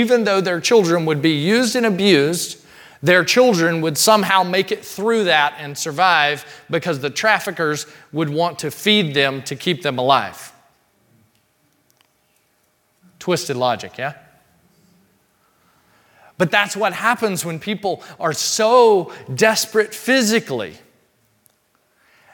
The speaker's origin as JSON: {"language": "English", "region": "Mississippi", "country": "United States", "tie": "born or raised there", "said": "we grew up in Mississippi, small town Mississippi in particular"}